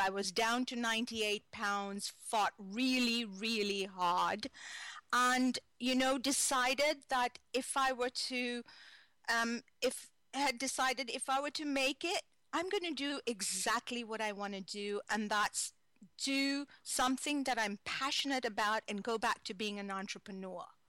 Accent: Kenya; moved away as an adult; now in United States; I was born in Kenya, East Africa

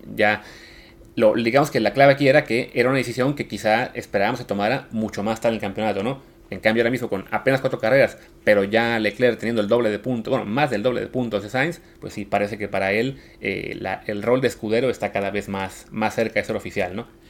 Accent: Mexico

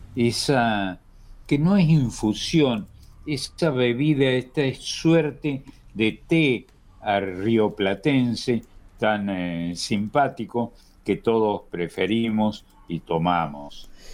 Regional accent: Argentina; somos argentinos

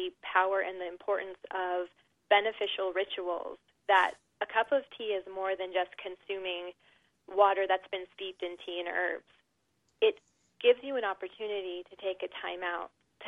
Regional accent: Southern California, United States; I was raised in Southern California

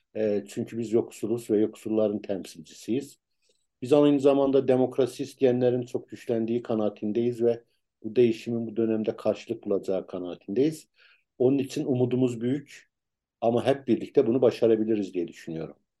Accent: Ankara, Turkey; ben Tuzu Çayırlıyım.

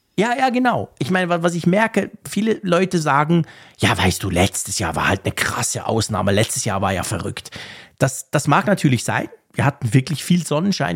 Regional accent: Switzerland; ich als Schweizer Vielzugfahrer

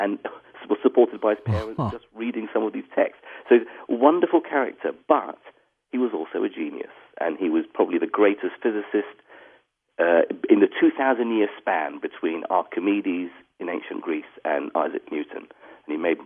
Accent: Iraq; first language English; moved away; also born or lived in Baghdad; I grew up in Iraq at a time when, you know, life was easier

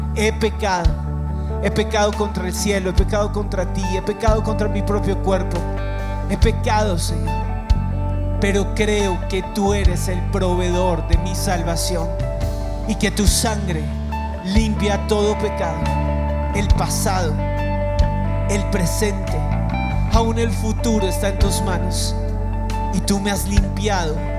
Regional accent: Bogotá, Colombia; Y los que estamos aquí como bogotanos

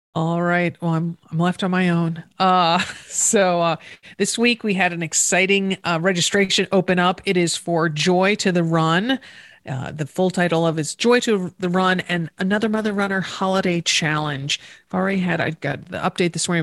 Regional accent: East Coast, United States; I grew up on the East Coast

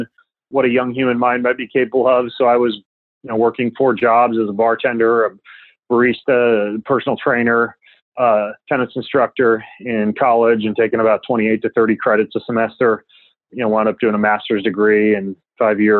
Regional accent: North Idaho, United States; I grew up in North Idaho

